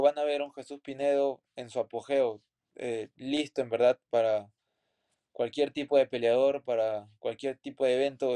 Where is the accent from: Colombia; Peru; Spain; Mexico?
Peru